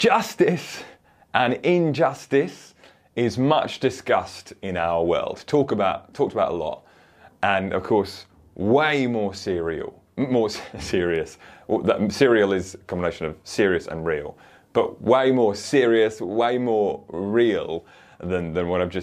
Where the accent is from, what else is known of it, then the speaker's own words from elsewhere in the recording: Woking, South East England, United Kingdom; this 10-year-old bodies found just round the corner from where I grew up in Woking